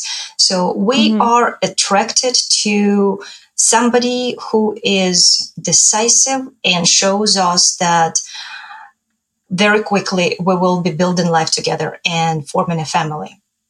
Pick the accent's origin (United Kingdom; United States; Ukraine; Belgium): Ukraine; moved away as an adult; I'm from Ukraine